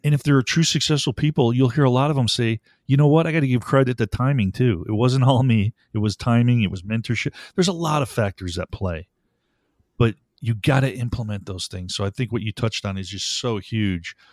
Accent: Buffalo, New York, United States; moved away; I was born back in Buffalo, New York, to a great, two parents, hardworking, taught me values

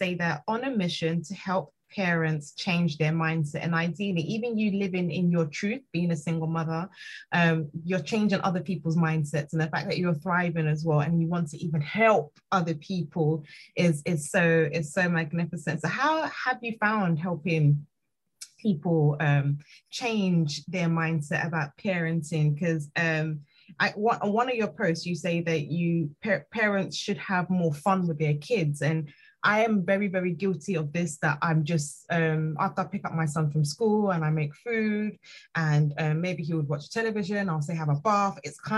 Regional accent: Nigeria; moved away; I'm Nigerian

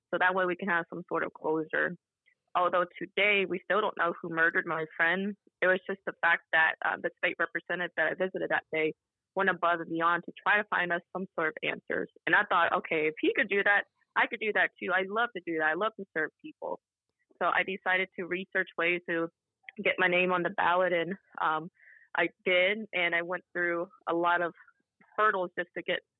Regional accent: Whitehall, Ohio, United States; to Whitehall Ohio which is a suburb of Columbus Ohio in 1990 where I was born in um, November um, I grew up in Whitehall Ohio we never left

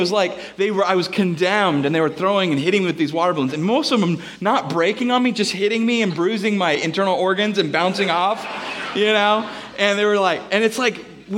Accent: Bellingham, Washington, United States; I'm from Bellingham

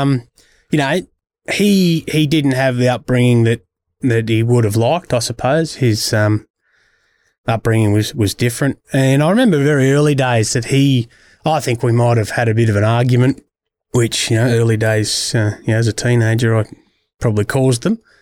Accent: Culcairn, New South Wales, Australia; moved away as an adult; also born or lived in Yackandandah / Wodonga; I born and bred in Kalkan, but I grew up at Yakandanda

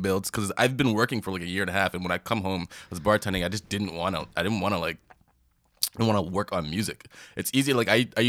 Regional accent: Toronto, Ontario, Canada; So born in Mount Sinai Hospital, like middle of downtown Toronto.

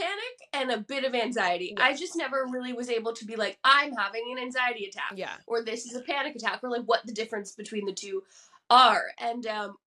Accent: New Jersey, United States; we're from Jersey

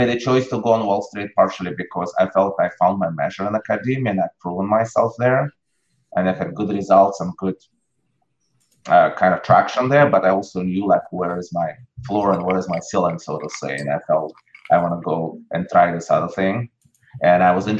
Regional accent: Russia; moved away as an adult; I grew up in Russia. I left Russia in 89 when I was in the middle of college.

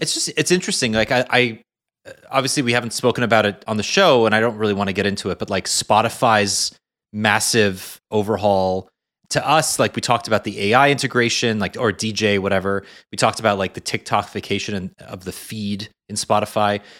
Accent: Canada; a Canadian

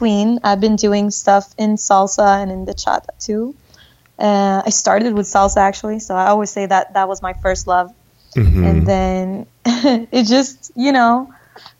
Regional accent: Stockholm, Stockholm County, Sweden; I was born and raised in Sweden, Stockholm, aka IKEA land

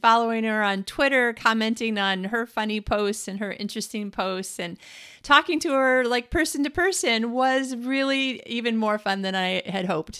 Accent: Midwest, United States; also born or lived in Scottsdale, Arizona / Phoenix, Arizona; I'm a Midwesterner born and bred

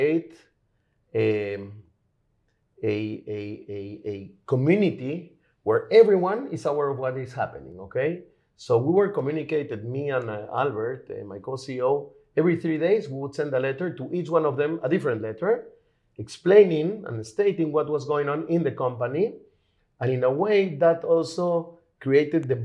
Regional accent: Lima, Peru; now in Israel; I'm originally from Lima, Peru

